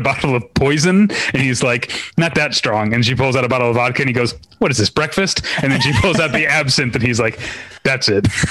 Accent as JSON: {"language": "English", "region": "Missouri", "country": "United States", "tie": "born or raised there", "moved": "yes", "lives_now": "Los Angeles, United States", "said": "I grew up in Missouri"}